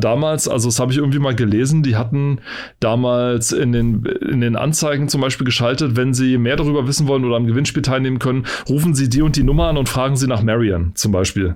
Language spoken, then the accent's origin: German; East Germany, Germany; ich bin im Osten aufgewachsen